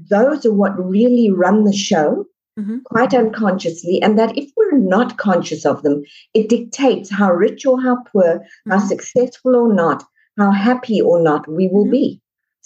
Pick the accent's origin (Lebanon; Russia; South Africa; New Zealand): South Africa; moved away as an adult; now in United States; So I'm originally from South Africa, mm-hmm. born and raised, and we moved over here